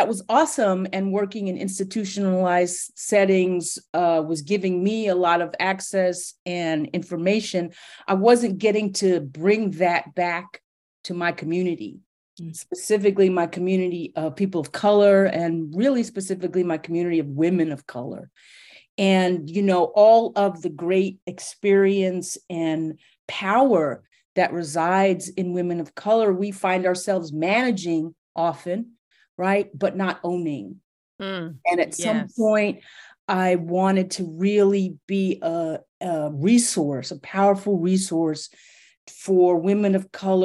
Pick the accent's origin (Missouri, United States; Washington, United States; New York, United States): New York, United States; New York City; my family is from the Caribbean, and I'm first generation American, and I grew up in New York City in the 70s and 80s